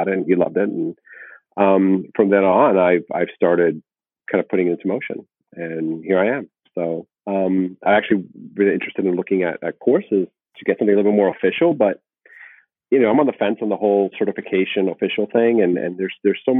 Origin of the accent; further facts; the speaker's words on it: South Florida, United States; being born and raised in South Florida